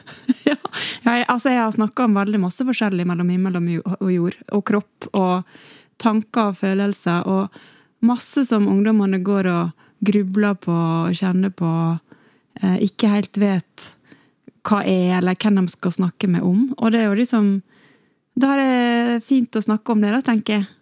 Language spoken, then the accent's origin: Norwegian; Ålesund, Møre og Romsdal, Norway; accent: Ålesund dialect; jeg har beholdt Ålesundsdialekten eh, min så bra.